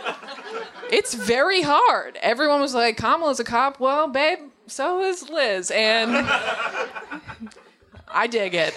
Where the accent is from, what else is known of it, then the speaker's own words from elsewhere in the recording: Massachusetts, United States; I'm from Massachusetts